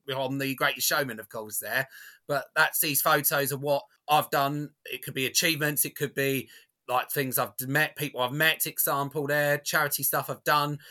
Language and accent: English; Basildon, East of England, United Kingdom; my hometown of Basildon